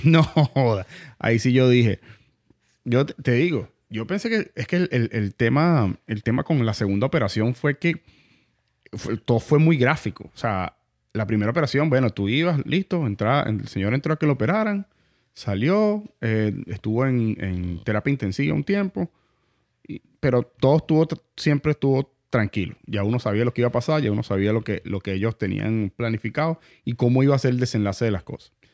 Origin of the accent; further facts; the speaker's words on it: Venezuela; now in United States; yo soy mitad aquí, mitad allá, venezolano, italiano